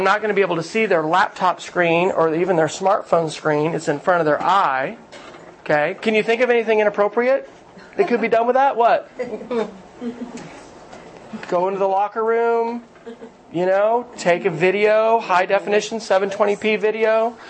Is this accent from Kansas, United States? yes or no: yes; Kansas, United States; I grew up Air Force family, so my dad moved around. So, Kansas, where I grew up. You know, Lubbock, Texas, Oklahoma for the last 8 years. We're Okies, all right?